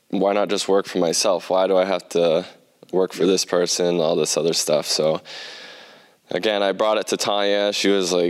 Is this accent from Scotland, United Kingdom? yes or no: no; Plymouth, South West England, United Kingdom; I'm from Plymouth. It's a, yeah.